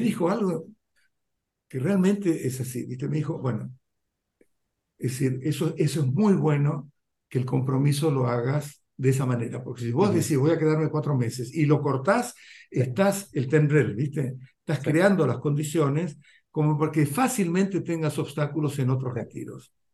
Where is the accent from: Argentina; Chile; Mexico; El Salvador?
Argentina; moved away as an adult; also born or lived in India; sabiendo que yo volvía, ya tenía familia, tenía Juan y ella tenía casa, qué sé yo, era todo mucho más, era como que ya estaba esperando eso, era una inserción muchísimo más, qué sé yo, fácil, viste, con la cultura argentina